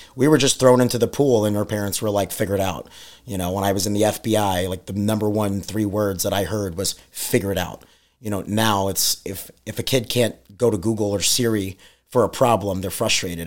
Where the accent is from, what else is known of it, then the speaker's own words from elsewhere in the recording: New York, United States; moved away; we're from New York